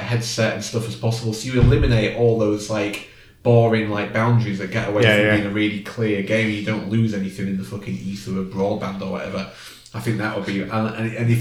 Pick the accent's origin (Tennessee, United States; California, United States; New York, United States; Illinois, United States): California, United States; San Diego; I'm from San Diego